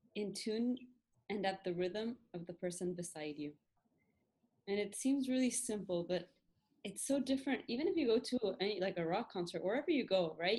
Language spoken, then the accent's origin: English; Argentina; I was born in Argentina, but I went to a Scottish school here